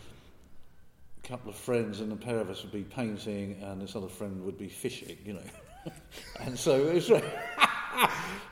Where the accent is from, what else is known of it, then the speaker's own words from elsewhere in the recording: Chigwell, East of England, United Kingdom; I come from Chigwell, and so it's kind of both a real place, a suburban place, and the start of the countryside